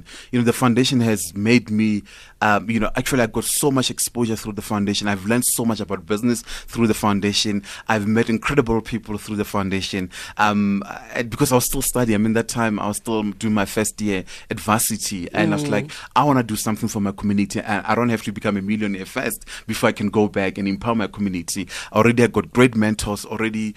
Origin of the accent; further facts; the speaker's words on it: Johannesburg, Gauteng, South Africa; also born or lived in Limpopo / Pretoria; I was born and bred here in Joburg.